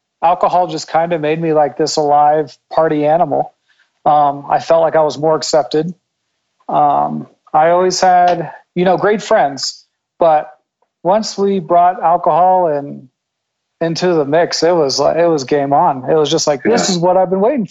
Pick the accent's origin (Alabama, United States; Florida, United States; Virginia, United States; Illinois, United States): Virginia, United States; Northern; born or raised there